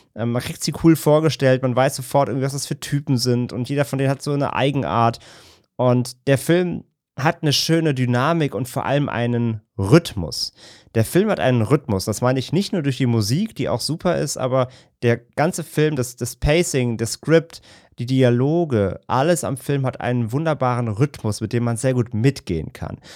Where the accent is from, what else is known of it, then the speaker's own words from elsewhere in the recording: Germany; als Deutsche